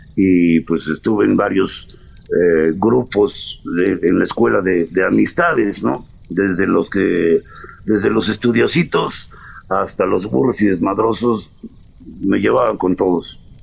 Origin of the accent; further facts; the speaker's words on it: Tulancingo, Hidalgo, Mexico; moved away as an adult; also born or lived in Paris, France / Mexico City, Mexico / Los Angeles, United States; Yo nací en Cantulancingo Hidalgo. Eh, me, fui con la familia a, París a los cinco años